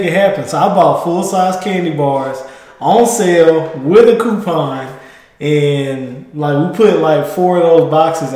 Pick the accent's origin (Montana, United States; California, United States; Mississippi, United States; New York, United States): Mississippi, United States; now in Texas, United States; I came from Mississippi